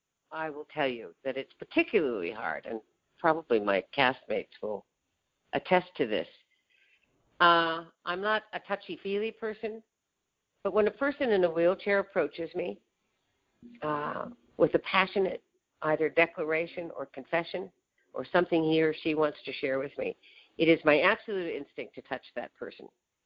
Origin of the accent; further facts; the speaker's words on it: Iowa, United States; moved away; my native state of Iowa